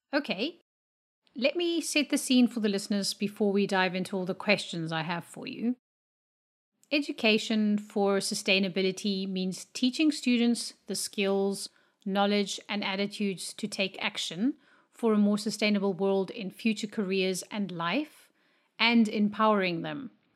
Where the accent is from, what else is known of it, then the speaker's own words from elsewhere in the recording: Namibia; I am from Namibia